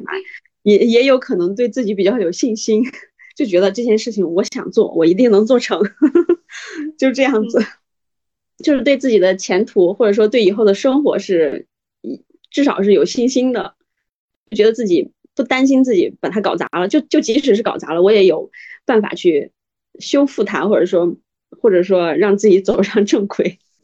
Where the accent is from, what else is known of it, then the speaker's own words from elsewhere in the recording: northern China, China; now in Xi'an, China; 因为我是北方人嘛，我就特别想去南方